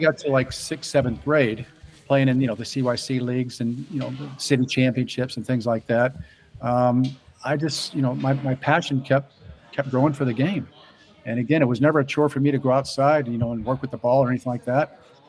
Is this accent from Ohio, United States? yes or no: no; Florissant, Missouri, United States; moved away as an adult; also born or lived in St. Louis, Missouri; now in Tampa, United States; So obviously I grew up in Florissant, Missouri. And again, I first started playing soccer in the CYC. And the great school that I played for was St. Sabina. And again, it's up in North County.